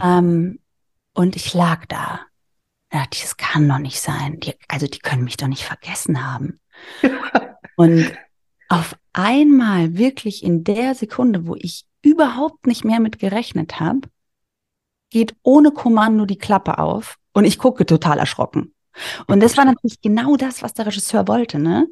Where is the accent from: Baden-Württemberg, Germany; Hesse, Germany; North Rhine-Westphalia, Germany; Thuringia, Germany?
Hesse, Germany; a small village near Darmstadt; ich komme aus einem kleinen Dorf bei Darmstadt. Du hast ja mich als Hessin angekündigt